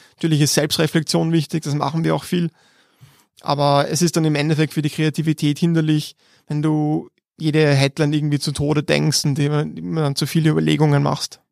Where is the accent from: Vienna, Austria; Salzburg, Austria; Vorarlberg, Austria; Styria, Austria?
Vienna, Austria; born or raised there